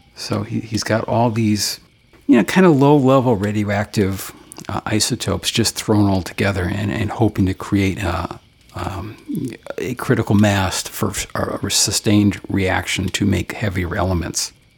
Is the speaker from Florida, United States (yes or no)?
no; Bristol, Connecticut, United States; there were two clock factories in my hometown, oh my which is also the home of the uh, clock museum. And uh, yeah, the, some of that, that occurred there, and there's a, a couple Superfund sites around Bristol